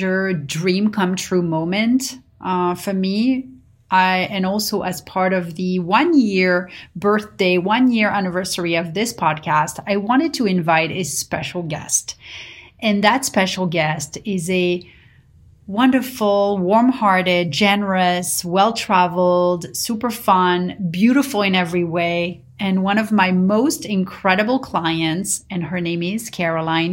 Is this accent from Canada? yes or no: no; Paris, Île-de-France, France; now in United States; growing up in Paris